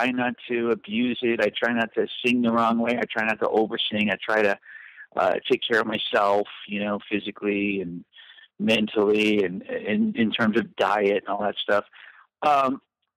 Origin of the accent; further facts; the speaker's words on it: Southern California, United States; also born or lived in Whittier / Pasadena / La Mirada / Fullerton; I grew up in Southern California